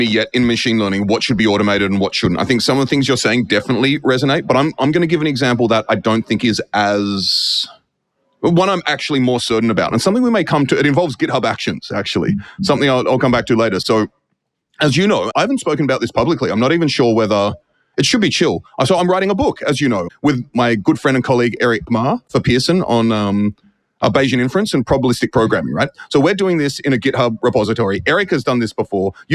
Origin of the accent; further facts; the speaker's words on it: Australia; now in United States; Being Australian, having lived in the US for so long